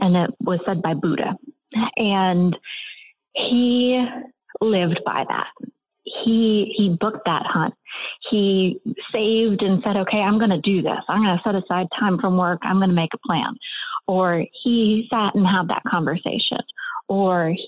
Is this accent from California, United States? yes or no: no; Maine, United States; I grew up in Maine